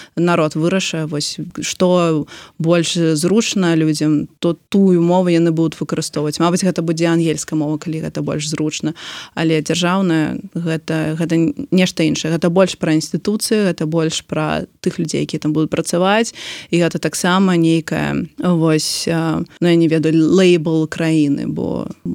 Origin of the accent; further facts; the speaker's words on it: Belarus; moved away; заўсёды мне было важно расказаць что я беларуска